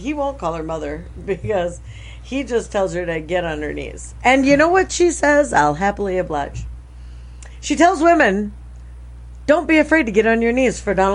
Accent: Minnesota, United States; my home state

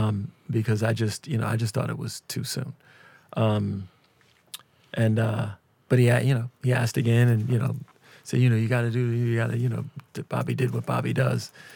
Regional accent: Minneapolis, Minnesota, United States; we're both from Minneapolis

